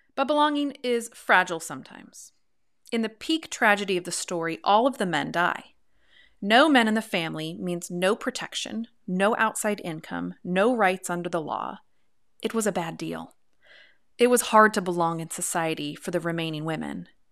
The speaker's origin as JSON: {"language": "English", "region": "Pacific Northwest", "country": "United States", "said": "I come from the Pacific Northwest"}